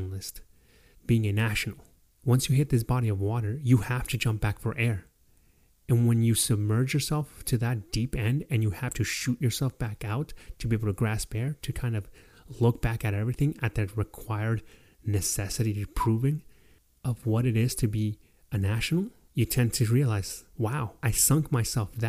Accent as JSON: {"language": "English", "country": "Mexico", "moved": "yes", "lives_now": "United States", "said": "giving up my nationality as a Mexican to be able to attain my nationality as an American citizen"}